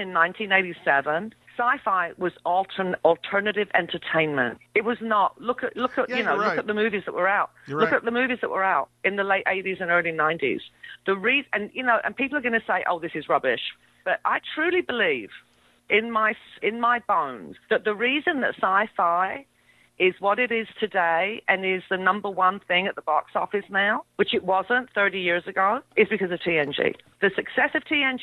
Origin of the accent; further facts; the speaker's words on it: England, United Kingdom; I'm English. Maybe it's because I'm of Greek heritage.